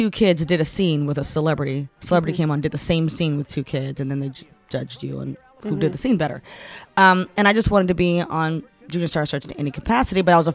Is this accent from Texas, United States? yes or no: no; Baltimore, Maryland, United States; I am from Baltimore